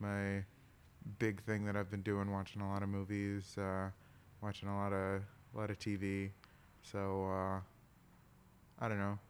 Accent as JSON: {"language": "English", "town": "Milwaukee", "region": "Wisconsin", "country": "United States", "tie": "born or raised there"}